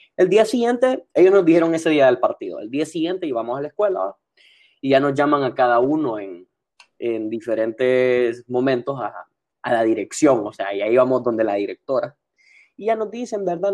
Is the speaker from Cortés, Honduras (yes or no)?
yes; San Pedro Sula, Cortés, Honduras; born or raised there